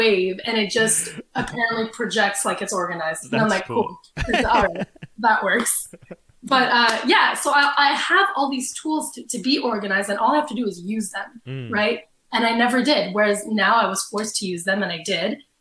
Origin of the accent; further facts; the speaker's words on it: Canada; I'm Canadian too